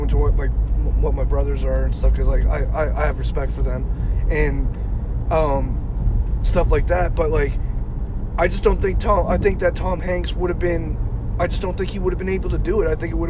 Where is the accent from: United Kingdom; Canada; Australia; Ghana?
Canada